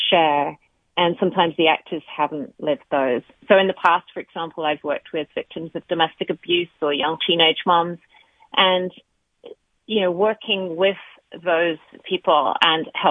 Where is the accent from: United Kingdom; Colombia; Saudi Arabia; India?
United Kingdom; England; also born or lived in Australia / Canada; now in United States; We actually moved here from Australia 6 years ago. So we're full-time residents here, but I'm from England.